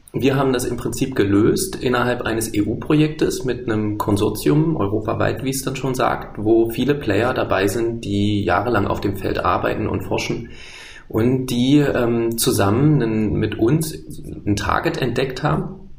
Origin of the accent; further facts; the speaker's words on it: Berlin, Germany; Ich komme aus Berlin und die Firma ist in Halle